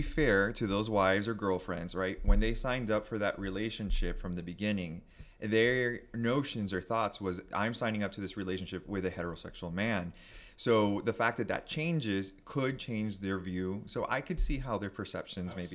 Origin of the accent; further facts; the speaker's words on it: Miami, Florida, United States; growing up in, or boy at that time, growing up in Miami to a Cuban family, first generation